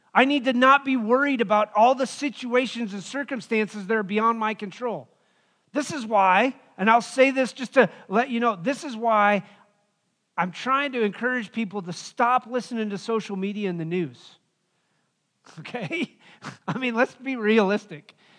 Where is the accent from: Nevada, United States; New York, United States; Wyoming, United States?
Wyoming, United States; moved away; growing up in Wyoming, living out there